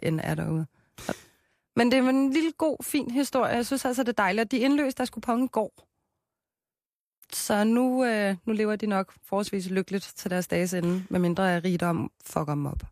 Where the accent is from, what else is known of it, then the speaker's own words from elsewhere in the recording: Copenhagen, Capital Region of Denmark, Denmark; jeg er fra Christianshavn